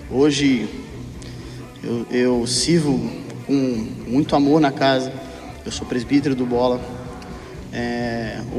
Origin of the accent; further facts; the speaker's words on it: Minas Gerais, Brazil; moved away as an adult; also born or lived in São Paulo; Eu sou de Minas, eu sou mineiro. Eu me mudei para o interior de São Paulo para montar uma firma e achei que eu ia ficar muito rico.